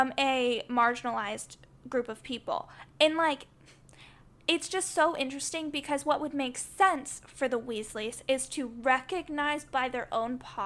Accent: the South, United States; I grew up in the South

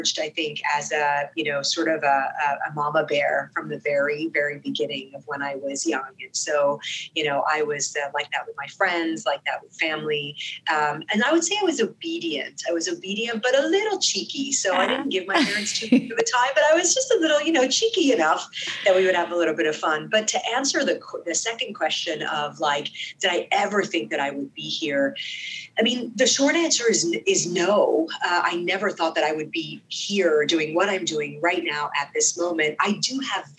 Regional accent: Sharjah, United Arab Emirates; first language Arabic; English is a second language; also born or lived in Dubai; now in United States; I grew up in the UAE, in Sharjah.

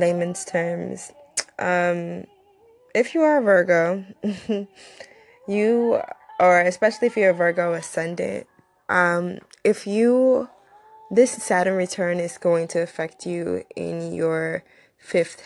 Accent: United States; also born or lived in Nigeria / Far Rockaway, New York / Georgia; I'm from Nigeria, but I wasn't raised in Nigeria. I was raised here in both Far Rockaway and Georgia.

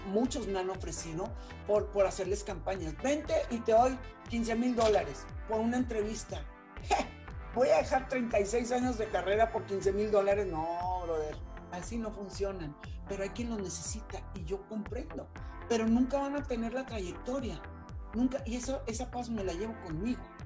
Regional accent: Mexico; moved away; also born or lived in Nicaragua / Spain; no creyeron en mí en mi país, no creyeron en mí en México

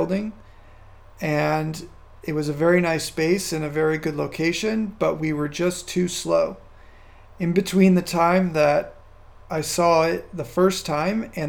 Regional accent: California, United States; moved away as an adult; also born or lived in Virginia; now in Casablanca, Morocco; where I grew up in California or even where I've lived across the United States and Virginia and other places

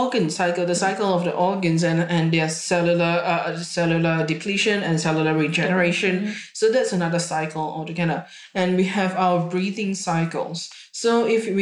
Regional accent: Singapore; now in Australia; I was born in Singapore and I grew up in Singapore

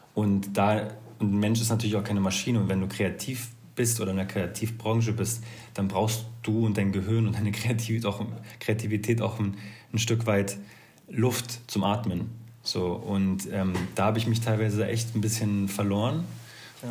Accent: Berlin, Germany; ich komme zwar aus Berlin

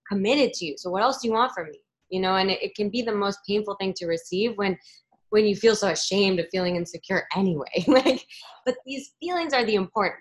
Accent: Ecuador; I was born in Ecuador, but my mom's Peruvian

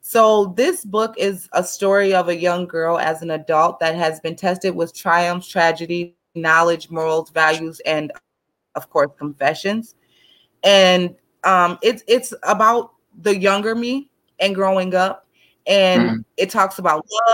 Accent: St. Paul, Minnesota, United States; I'm from St. Paul, Minnesota

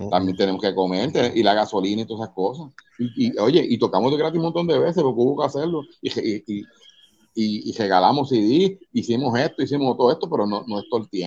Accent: Caguas, Puerto Rico; Soy de, de Cagua de Cagua.

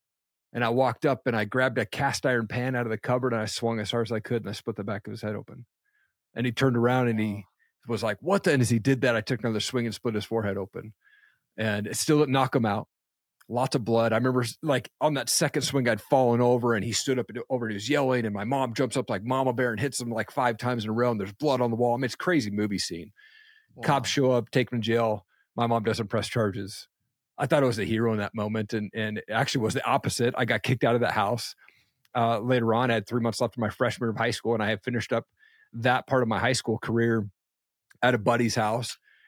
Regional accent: Washington, United States; where I grew up in Eastern Washington State, I thought it was a typical household.

